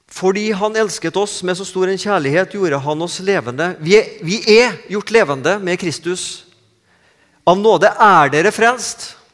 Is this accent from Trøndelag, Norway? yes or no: yes; Trøndelag, Norway; accent: Trøndersk; moved away as an adult; now in Sandnes, Norway